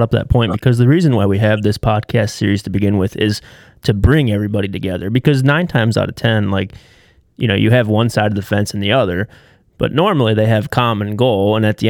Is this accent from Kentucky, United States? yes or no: no; northeastern Ohio, United States; So we are from Ohio, and we're from northeastern Ohio